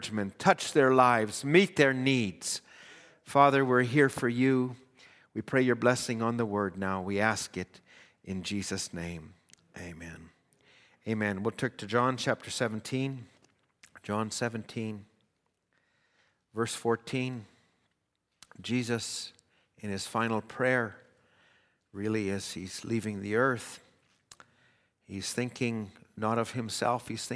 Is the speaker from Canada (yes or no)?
yes; Edmonton, Alberta, Canada; I was born in Edmonton